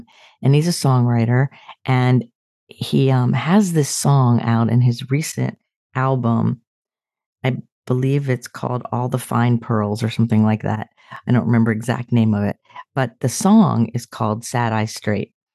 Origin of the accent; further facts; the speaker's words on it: Sarasota, Florida, United States; moved away; when I go home to my hometown, Sarasota, I drive by my childhood home